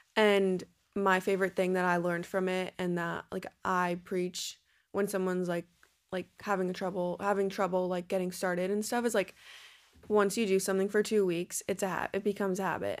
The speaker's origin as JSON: {"language": "English", "region": "New Jersey", "country": "United States", "said": "I'm from New Jersey, so I was down the Jersey shore all summer long."}